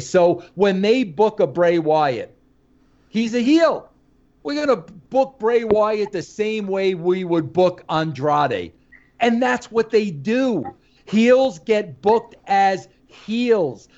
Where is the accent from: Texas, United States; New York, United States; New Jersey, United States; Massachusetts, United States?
New York, United States; I'm a New Yorker.